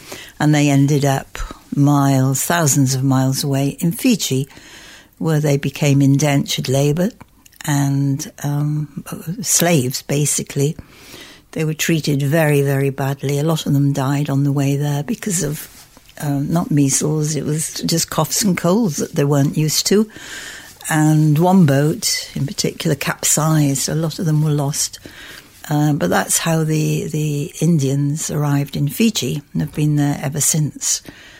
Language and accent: English; Bromborough, North West England, United Kingdom; Yes, it was, well, where we lived, it was a quiet area. nothing much happened. There were a few coffee bars. In fact, there was one coffee bar in Bromborough Village.